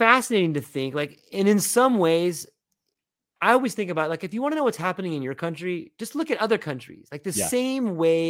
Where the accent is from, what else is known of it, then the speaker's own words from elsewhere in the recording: Oceanside, California, United States; So I grew up in this town, in Northern San Diego, Oceanside, kind of Vista.